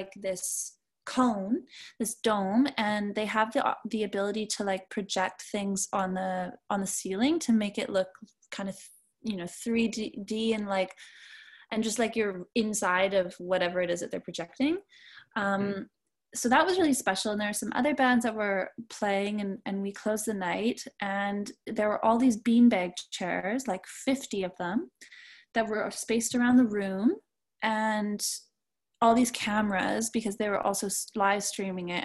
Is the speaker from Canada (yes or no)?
yes; Canada; also born or lived in Montreal; being Canadian